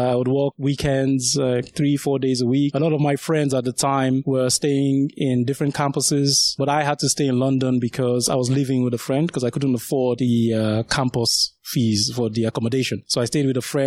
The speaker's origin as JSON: {"language": "English", "region": "Lagos", "country": "Nigeria", "tie": "born or raised there", "also_born_or_lived": "Sagamu, Ogun State, Nigeria", "moved": "yes", "lives_now": "United Kingdom", "said": "I grew up in the south, initially in a place called Sagamu, which is in Ogun State. And then after that, we moved to Lagos, where I spent most of my sort of youth"}